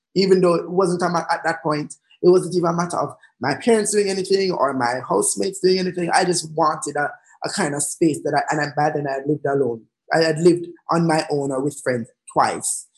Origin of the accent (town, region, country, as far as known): Jamaica; also born or lived in London